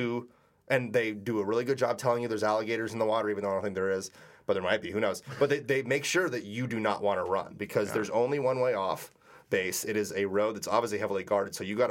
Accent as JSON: {"language": "English", "region": "New England", "country": "United States", "tie": "born or raised there", "said": "growing up in New England"}